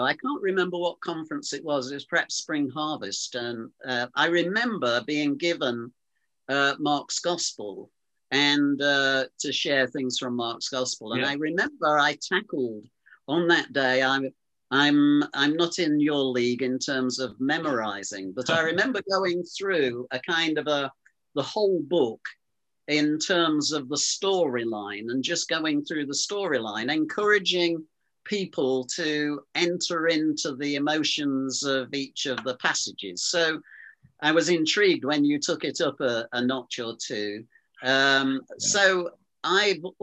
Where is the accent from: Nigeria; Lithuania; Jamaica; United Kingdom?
United Kingdom; Lincoln, East Midlands; I come from Lincoln. I was actually born in the city of Lincoln